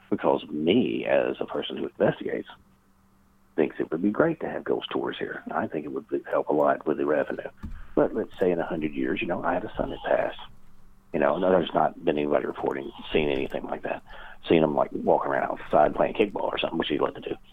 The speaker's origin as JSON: {"language": "English", "region": "the South", "country": "United States", "said": "I know the South. You know, I identify as a Southerner."}